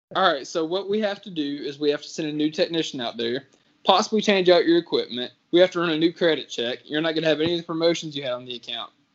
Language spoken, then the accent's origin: English; Richmond, United States; moved away; I'm supposed to move to Richmond, my hometown